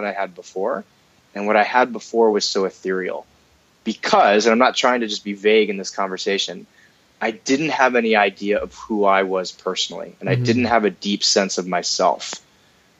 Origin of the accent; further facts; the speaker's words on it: United States; I'm an American